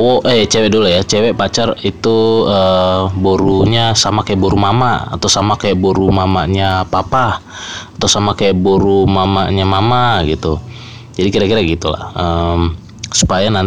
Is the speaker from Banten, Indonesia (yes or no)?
no; North Sumatra, Indonesia; Since gua orang Batak, jadi gua akan bahas uh, beberapa fenomena menarik seputar budaya, kultur yang dipegang oleh pegang erat oleh keluarga Batak